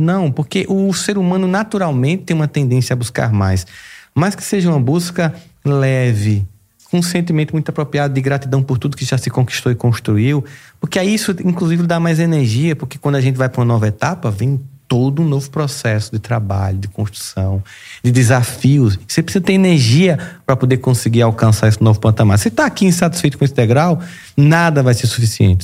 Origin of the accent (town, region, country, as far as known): Campina Grande, Paraíba, Brazil; born or raised there